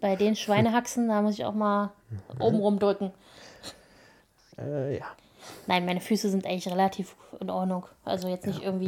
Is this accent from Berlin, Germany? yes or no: yes; Berlin, Germany; now in Brandenburg, Germany; Ich bin in Berlin geboren